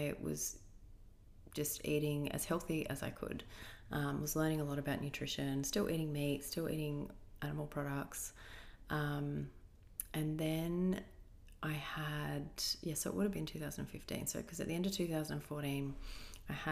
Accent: Australia; Aussies, we're pretty much the same

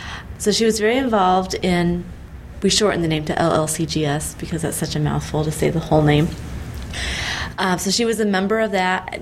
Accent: southwest Michigan, United States; now in Lincoln, United States; I was originally from Michigan, the southwest part of Michigan, and so that still kind of feels like home for me. I have a lot of family back there.

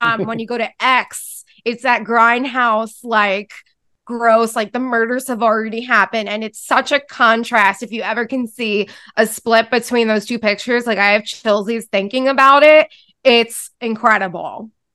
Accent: New York City, New York, United States; I grew up on Staten Island

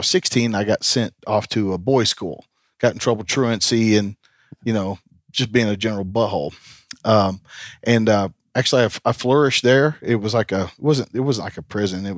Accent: Tennessee, United States; Tennessee's home

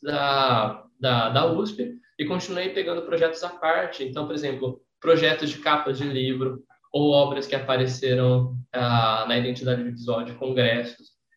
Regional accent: São José do Rio Preto, São Paulo, Brazil; na minha cidade natal, em São José do Preto

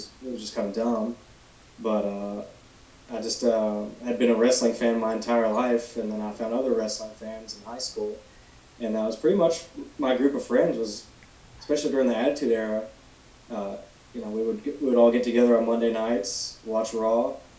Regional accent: Alabama, United States; also born or lived in Gadsden, Alabama; I don't live, like, in a rural area of Alabama, but I'm not in a big city either. It's just kind of like a suburb of Birmingham. I live just like I guess an hour northeast of it, called Gadsden, Alabama.

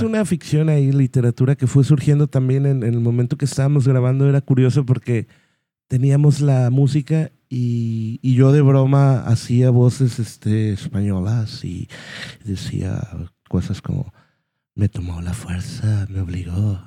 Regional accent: Guadalajara, Jalisco, Mexico; somos de Guadalajara

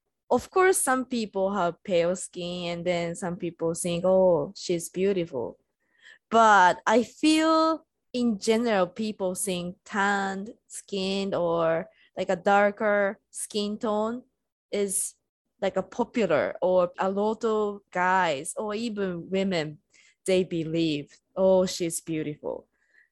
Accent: Japan; English is a second language; now in United States; I'm Japanese and I'm living in US.

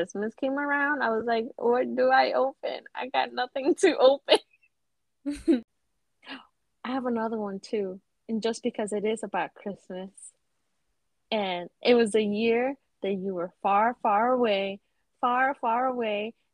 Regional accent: New York, United States; being a New Yorker

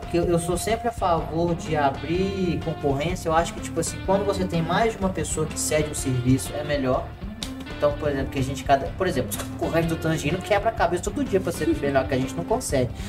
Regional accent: Belo Horizonte, Rio de Janeiro, Brazil; Somos. Nós somos de Belo Horizonte, o Câmara de Rio Acima.

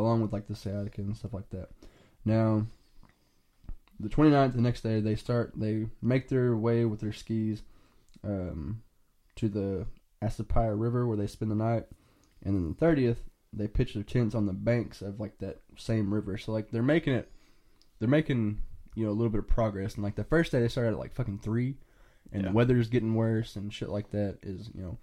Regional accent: United States; we're American

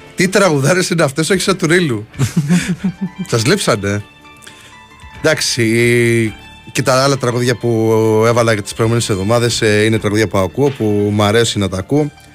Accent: Crete, Greece; δεν είμαι από την Πελοπόννησο, είμαι κριτικό

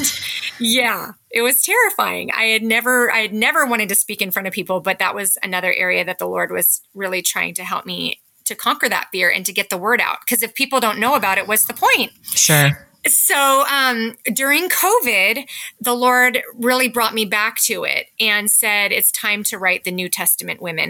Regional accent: California, United States; moved away as an adult; now in Parkland, United States; I was raised in California and I came up to Washington to attend college

